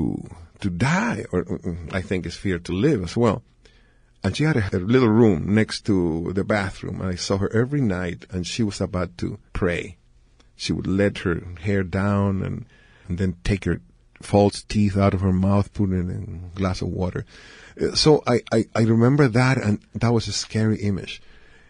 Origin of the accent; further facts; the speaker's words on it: Chile; in Chile, people don't think I'm from Chile